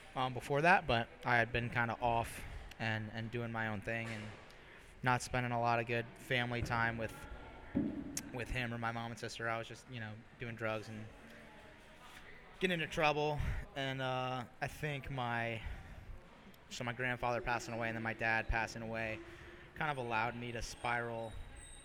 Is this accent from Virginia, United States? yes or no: yes; Northern Virginia, United States; I grew up in Northern Virginia, right outside of D.C.